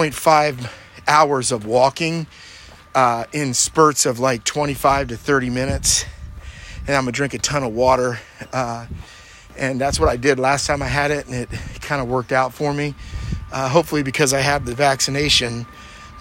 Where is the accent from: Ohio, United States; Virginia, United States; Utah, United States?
Ohio, United States; Malvern; my hometown of Malvern, Ohio